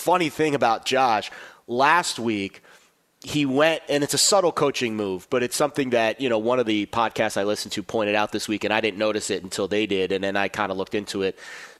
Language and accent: English; Florida, United States; also born or lived in New York City; I was born in New York City. When I was 5, I moved down to South Florida, and I grew up in this part of the country.